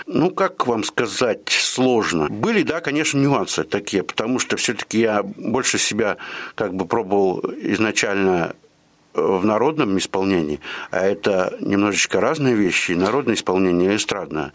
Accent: Galich, Kostroma Oblast, Russia; moved away as an adult; also born or lived in Yaroslavl; now in Ulyanovsk, Russia; Родился я э, в Костромской губернии, город Галич. Ну, детство все прошло тоже, соответственно, в Галиче.

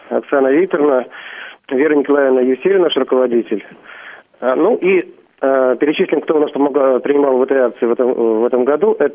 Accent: Belarus; now in Kursk, Russia; я из Беларуси, учусь в Курске.

